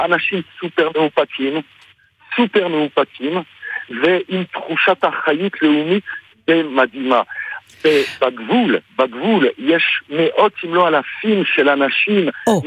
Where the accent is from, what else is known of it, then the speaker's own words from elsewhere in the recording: France; now in Israel; אני הרבה שנים בארץ, אה. אבל אני בא מצרפת במקור